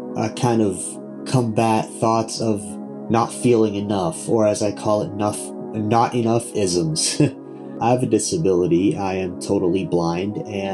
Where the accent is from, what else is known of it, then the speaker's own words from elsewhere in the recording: Ontario, Canada; I am from Ontario, Canada.